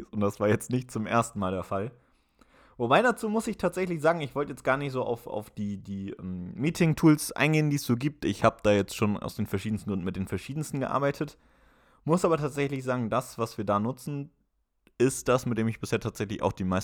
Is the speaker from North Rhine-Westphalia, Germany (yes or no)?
no; Wiesbaden, Hesse, Germany; moved away as an adult; also born or lived in Mainz; now in Bremen, Germany; Ich komme ursprünglich überhaupt nicht aus dem Dorf, sondern aus der Großstadt. Ich komme ursprünglich aus Wiesbaden, habe in Mainz mein Abitur gemacht und bin dann aber auch fürs Studium bzw. für ein duales Studium nach Bremen gezogen.